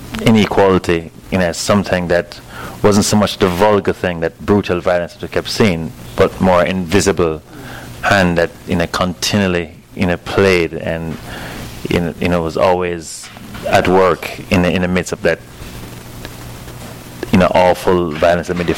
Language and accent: English; Kingston, Jamaica; moved away; growing up in Jamaica